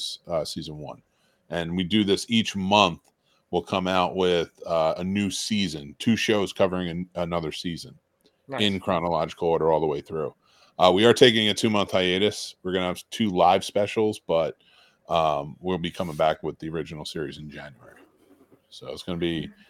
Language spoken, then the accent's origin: English; New Jersey, United States; I'm from Jersey